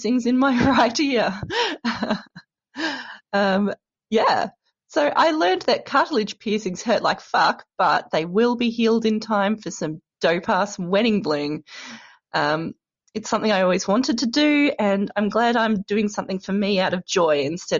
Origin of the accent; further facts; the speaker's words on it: Australia; now in Brighton, United Kingdom; I'm Australian, but now I'm living in Brighton in the UK